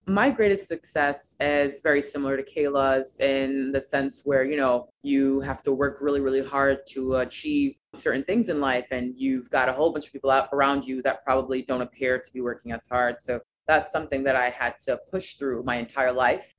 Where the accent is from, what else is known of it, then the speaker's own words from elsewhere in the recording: United States; I am American, I've been born here, that's all that I know